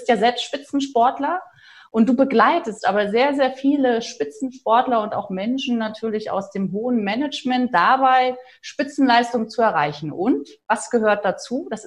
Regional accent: Rostock, Mecklenburg-Vorpommern, Germany; now in Stuttgart, Germany; wir gehen in meine Heimat an die Ostsee. Ich komme ja ursprünglich aus

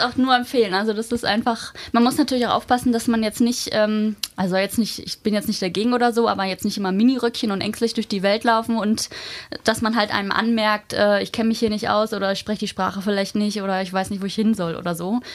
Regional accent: Hamburg, Germany; also born or lived in Magdeburg; ich komme ja eigentlich aus Hamburg

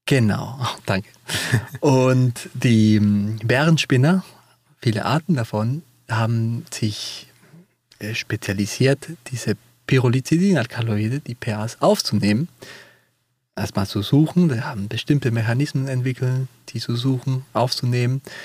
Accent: Peru; German is a second language; moved away; Ich komme auch ja selber aus Peru

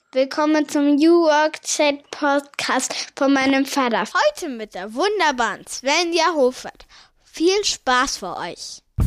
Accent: Cologne, North Rhine-Westphalia, Germany; Ich bin in Köln aufgewachsen

